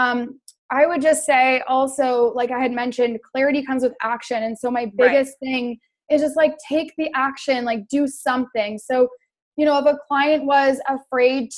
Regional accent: Canada; I'm from Canada.

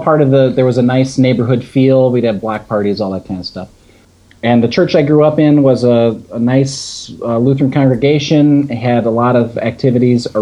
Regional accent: Palatine, Illinois, United States; I grew up outside of Chicago in a town called Palatine

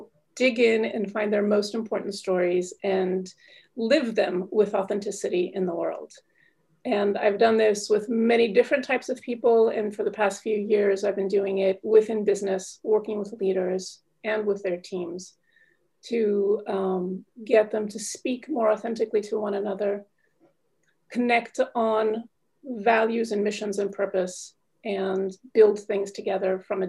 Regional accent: United States; now in Paris, France; I'm calling in from Paris, France. Although I'm American, but I've been living here for 18 years now.

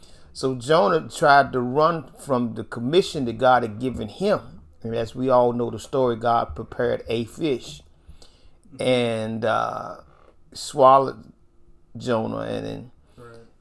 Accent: Nashville, Tennessee, United States; I grew up in North Nashville

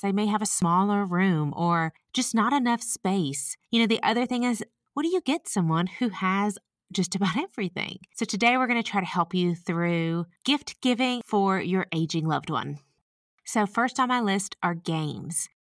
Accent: the South, United States; accent: Southern; I'm from the South, if you can't tell by my accent

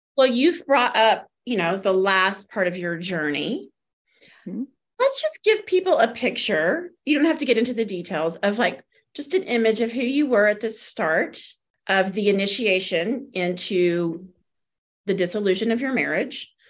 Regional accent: the South, United States; moved away; also born or lived in California; we were raised in the South in a Christian faith

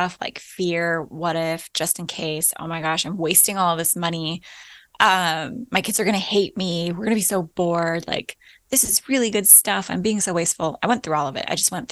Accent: Alaska, United States; moved away as an adult; also born or lived in Florida / Midwest; We were born and raised in Alaska

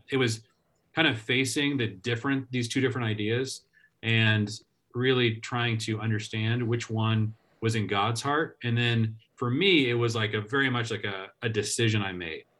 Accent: Seattle, Washington, United States; I grew up in the Seattle area

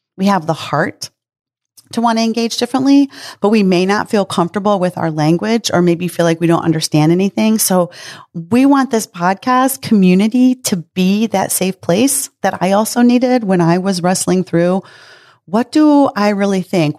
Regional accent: Midwest, United States; I was raised in the Midwest

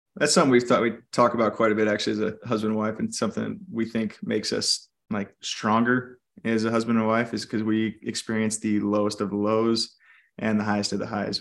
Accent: California, United States; now in Idaho, United States; I actually grew up in California

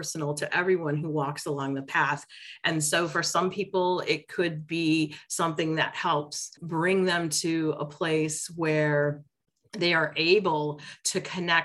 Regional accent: Detroit, Michigan, United States; I grew up in Detroit

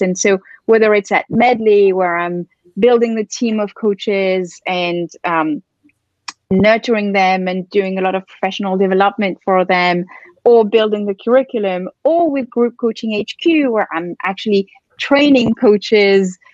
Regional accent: France; moved away as an adult; also born or lived in London / Barcelona / Philippines / Bali; now in New York, United States; I grew up in France

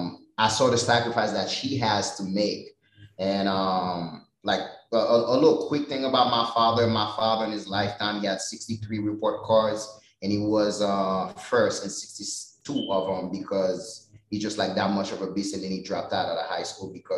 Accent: Haiti; now in United States; growing up in Haiti

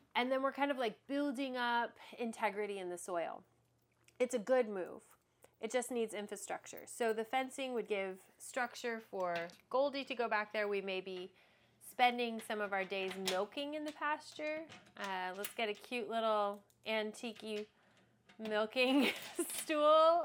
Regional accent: Texas, United States; People don't move from Texas, we're Texans

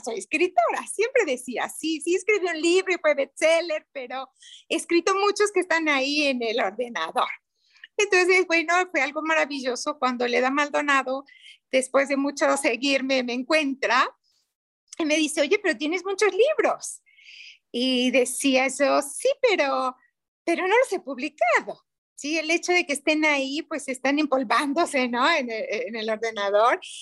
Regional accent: Mexico; soy mexicana

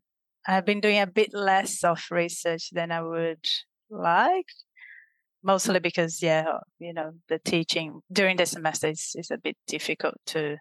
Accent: Brazil; moved away; the experience of living in Brazil, growing up in Brazil itself, has certainly shaped who I am

